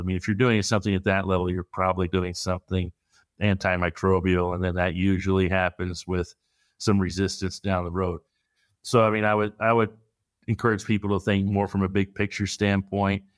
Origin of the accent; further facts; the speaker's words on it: Midwest, United States; growing up in the Midwest